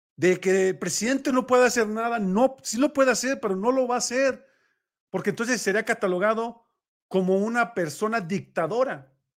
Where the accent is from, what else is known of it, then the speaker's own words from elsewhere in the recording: Mexico; como mexicanos